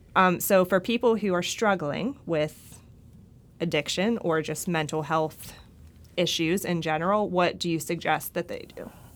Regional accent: Pittsburgh, Pennsylvania, United States; I grew up in Pittsburgh

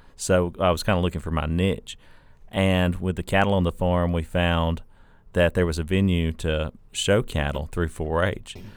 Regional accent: North Alabama, United States; now in Mississippi, United States; grew up as a four H-er in a, a small town in North Alabama

